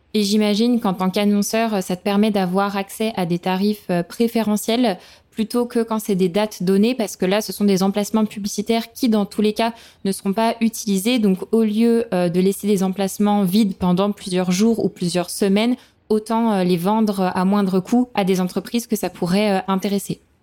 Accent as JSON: {"language": "French", "town": "Lyon", "region": "Auvergne-Rhône-Alpes", "country": "France", "said": "je suis lyonnaise"}